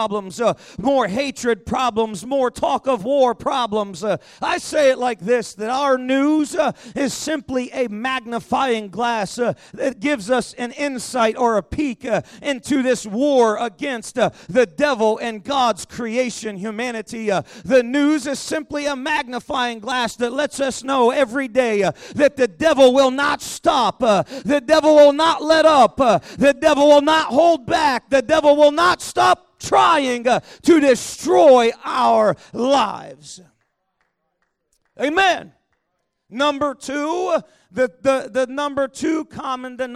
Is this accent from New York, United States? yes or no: no; Pittsburgh, Pennsylvania, United States; moved away; I was born in Pittsburgh, Pennsylvania